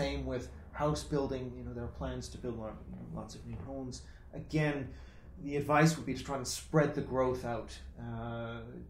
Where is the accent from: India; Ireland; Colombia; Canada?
Canada; now in United Kingdom; I'm Canadian